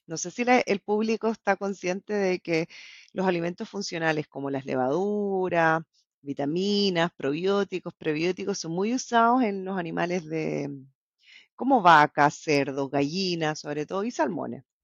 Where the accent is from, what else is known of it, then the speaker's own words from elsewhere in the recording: La Serena, Coquimbo, Chile; moved away as an adult; also born or lived in Bolivia; now in Norway; Yo nací en Bolivia, mi papá es chileno y a los nueve años me mudé a Chile.